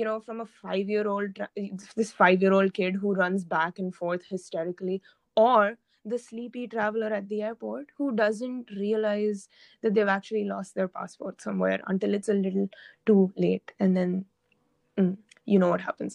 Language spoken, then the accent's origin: English; Oman; also born or lived in India; Oman, where I have lived my entire life